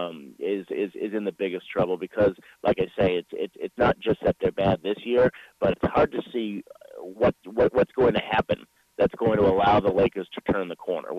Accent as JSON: {"language": "English", "town": "Boston", "region": "Massachusetts", "country": "United States", "tie": "born or raised there", "moved": "yes", "said": "I grew up in Boston"}